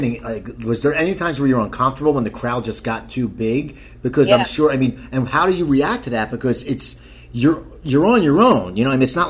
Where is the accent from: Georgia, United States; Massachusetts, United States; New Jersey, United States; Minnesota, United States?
New Jersey, United States; Cherry Hill; moved away; also born or lived in San Diego; I grew up in Cherry Hill, yeah.